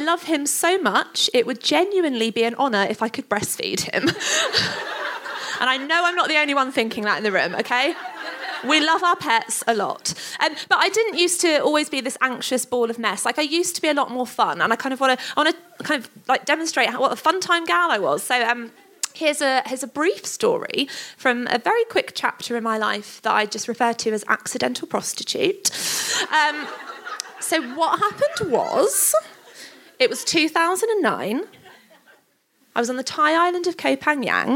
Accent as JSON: {"language": "English", "town": "Stevenage", "region": "East of England", "country": "United Kingdom", "said": "we're from Stevenage"}